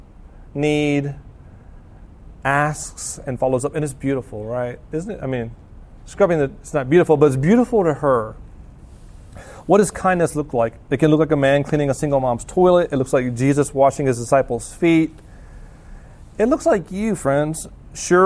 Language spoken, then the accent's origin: English; the South, United States; moved away; I'm from the South